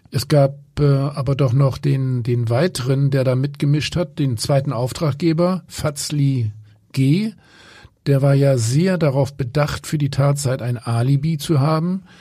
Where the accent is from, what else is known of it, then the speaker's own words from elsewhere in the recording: Hamburg, Germany; ich frage mich, ob die Gefängnisse in Italien komfortabler sind als bei uns in Hamburg.